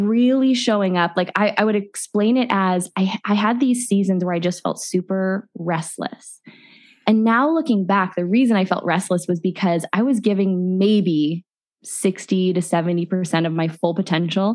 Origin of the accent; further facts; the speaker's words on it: Midwest, United States; moved away as an adult; also born or lived in Phoenix; I grew up in the Midwest.